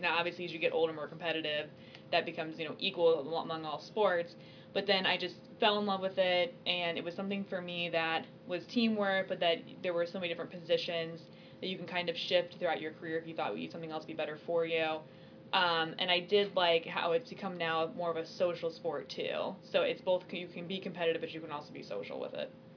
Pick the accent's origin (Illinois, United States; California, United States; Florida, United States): Illinois, United States; I am from Illinois